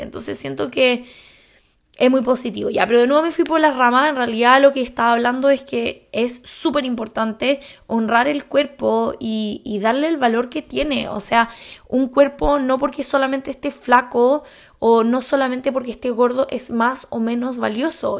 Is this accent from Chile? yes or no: yes; Chile; moved away; como buena chilena